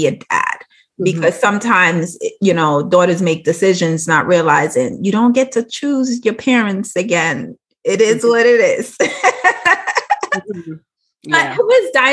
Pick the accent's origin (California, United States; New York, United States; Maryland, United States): New York, United States; New York City; I'm from Brownsville, Brooklyn